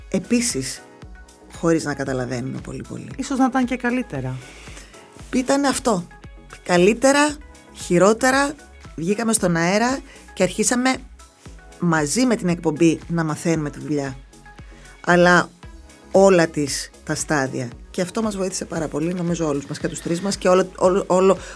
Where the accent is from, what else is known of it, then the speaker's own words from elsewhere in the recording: Thessaloniki, Central Macedonia, Greece; Δεν αισθάνομαι ότι είμαι εδώ 18 χρόνια. Αν μου έλεγε, α πούμε, πότε ήρθα από τη Θεσσαλονίκη, θα σου έλεγα πρόπερση.